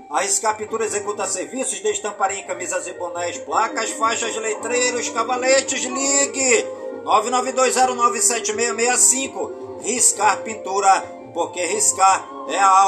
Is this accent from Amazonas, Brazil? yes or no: yes; Careiro da Várzea, Amazonas, Brazil; also born or lived in Manaus; em todas as comunidades do Careiro da a minha cidade natal.